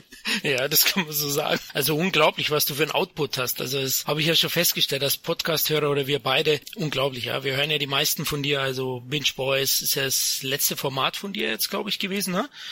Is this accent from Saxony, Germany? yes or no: no; Bavaria, Germany; Als Bayer